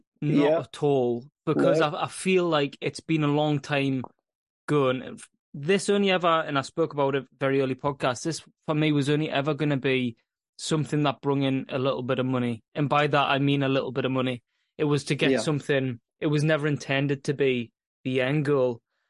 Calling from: Scotland, United Kingdom; I am in the northeast of Scotland, and I generally usually host this podcast.

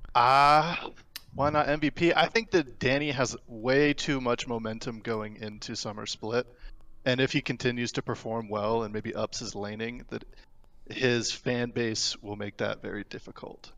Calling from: Gulfport, Mississippi, United States; I'm calling from Gulfport, Mississippi.

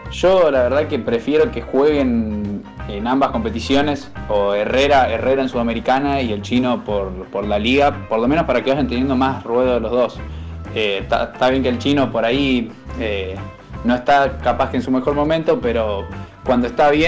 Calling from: Marcos Juárez, Córdoba, Argentina; Hola chicos de Muy Independiente … de Marco Juárez, provincia de Córdoba.

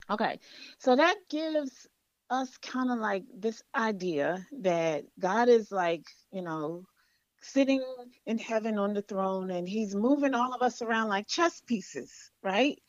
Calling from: Accokeek, Maryland, United States; I'm calling from Accokeek, Maryland

